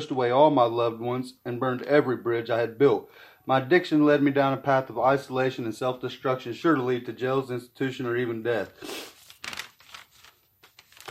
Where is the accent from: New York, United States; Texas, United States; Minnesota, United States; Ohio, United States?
Ohio, United States; Chillicothe; I'm from Chillicothe, Ohio